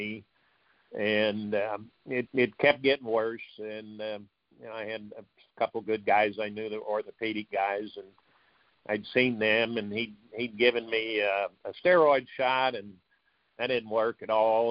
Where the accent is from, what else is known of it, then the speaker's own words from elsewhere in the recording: Tulsa, Oklahoma, United States; also born or lived in South Bend, Indiana; I grew up in Tulsa